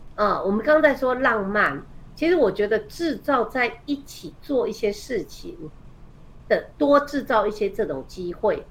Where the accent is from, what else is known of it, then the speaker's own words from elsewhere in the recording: Taiwan; 我们台湾人的住家，那个厨房，嗯。通常都不是大家一起准备食物这样子的空间嘛